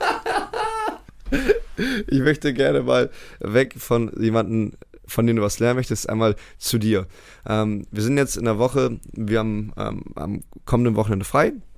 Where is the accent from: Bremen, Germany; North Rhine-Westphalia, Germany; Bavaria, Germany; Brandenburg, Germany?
Bremen, Germany; Bremerhaven; moved away as an adult; also born or lived in United States; in meiner Heimatstadt Bremerhaven halt MBL spielen konnte.